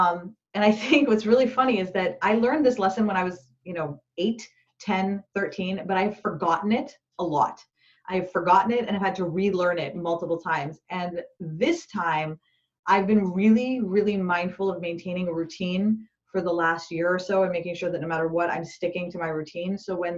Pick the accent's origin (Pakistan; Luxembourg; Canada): Pakistan; when I was a kid, I grew up in Pakistan, and we had, forced lockdowns pretty much, you know, very regularly.